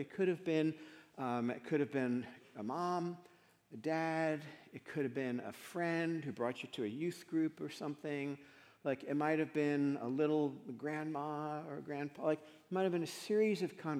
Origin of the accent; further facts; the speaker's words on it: Paramus, New Jersey, United States; I grew up in Paramus, New Jersey